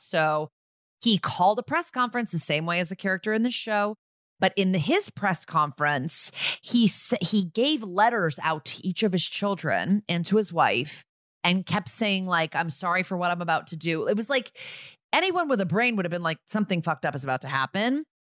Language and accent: English; Connecticut, United States; I'm from Connecticut